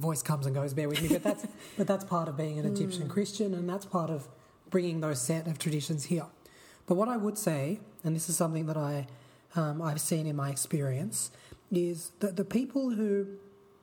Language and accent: English; Sydney, New South Wales, Australia; I grew up in the Shire, in the Sutherland Shire, which is, you know, very Anglo part of Sydney